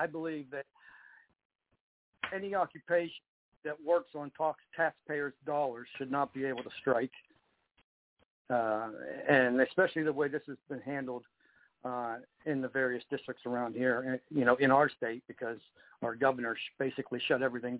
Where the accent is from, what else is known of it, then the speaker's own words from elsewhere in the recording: Youngstown, Ohio, United States; moved away as an adult; now in Pittsburgh, United States; I was born in Pittsburgh. I lived there until about I was 10 years old. And then my mother remarried, and I moved to Youngstown, Ohio. And then I came back to Pittsburgh after school